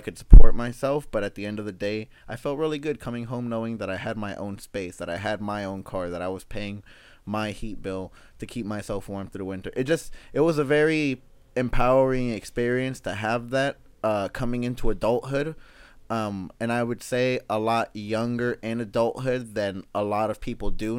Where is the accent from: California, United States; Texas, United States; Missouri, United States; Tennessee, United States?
California, United States; Los Angeles; also born or lived in Sacramento; born and raised in South Central Los Angeles